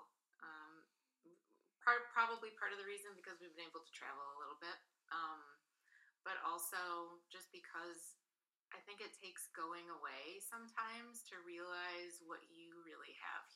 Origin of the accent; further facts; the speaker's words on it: Alpena, Michigan, United States; also born or lived in Kentucky / Germany; growing up in Alpena.